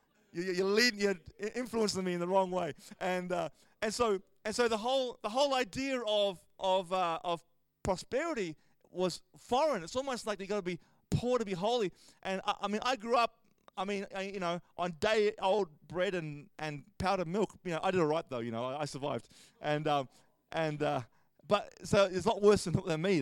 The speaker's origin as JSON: {"language": "English", "country": "Australia"}